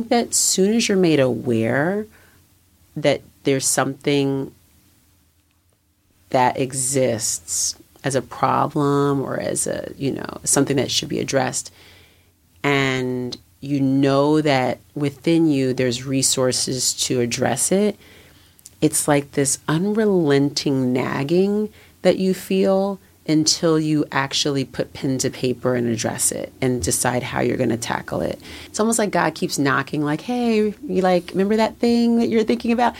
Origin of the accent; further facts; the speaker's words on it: California, United States; moved away as an adult; also born or lived in New York; I was in New York and I'm from California